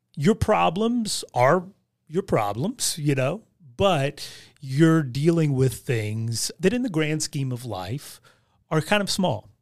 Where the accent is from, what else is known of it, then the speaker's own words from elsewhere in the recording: Southern Ohio, West Virginia, United States; I was born and raised in West Virginia, Southern Ohio